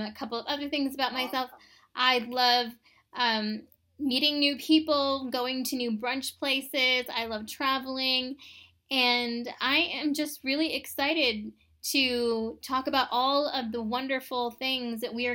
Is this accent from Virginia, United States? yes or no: no; Tucson, Arizona, United States; I was born and raised in Tucson, Arizona